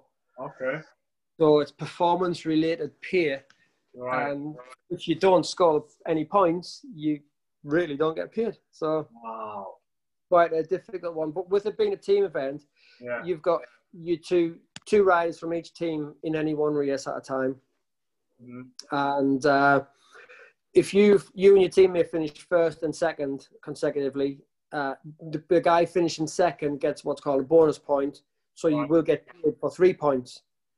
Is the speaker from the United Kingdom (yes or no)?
yes; Sunderland, North East England, United Kingdom; now in the Midlands, United Kingdom; I live in the Midlands now. I'm from Sunderland originally